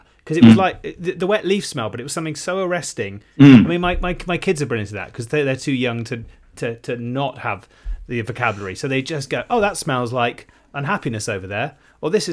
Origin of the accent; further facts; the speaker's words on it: West Country, South West England, United Kingdom; now in London, United Kingdom; I was coming up from the West Country as a kid